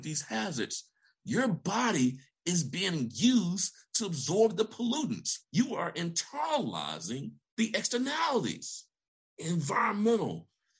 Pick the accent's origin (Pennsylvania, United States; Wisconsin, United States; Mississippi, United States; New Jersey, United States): Mississippi, United States; Vicksburg; moved away as an adult; also born or lived in Alabama; I grew up in Vicksburg, Mississippi